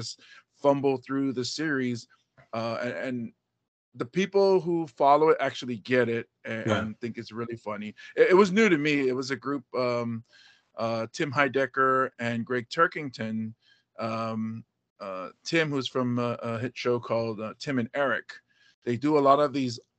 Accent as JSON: {"language": "English", "region": "Hawaii", "country": "United States", "tie": "born or raised there", "also_born_or_lived": "Buffalo, New York / Pittsburgh, Pennsylvania", "said": "being raised here in Hawaii, I grew up in an Asian neighborhood"}